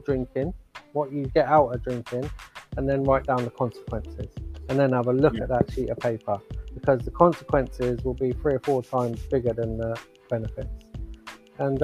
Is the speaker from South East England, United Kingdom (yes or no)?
yes; Oxford, South East England, United Kingdom; moved away as an adult; now in Ireland; I'm living in Ireland at the moment. I'm from Oxford